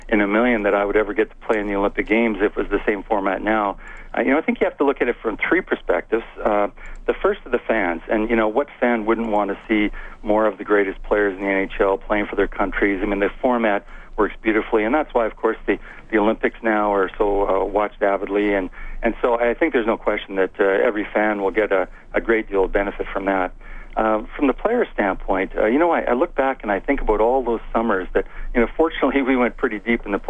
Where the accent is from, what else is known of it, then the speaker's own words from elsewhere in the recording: Edmonton, Alberta, Canada; when I grew up in Edmonton, I was a big fan of the Oilers